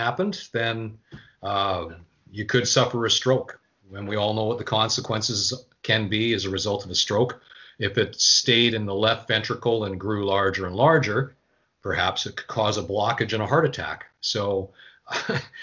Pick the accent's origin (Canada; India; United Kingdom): Canada; Winnipeg, Manitoba; now in Quebec, Canada; my hometown of Winnipeg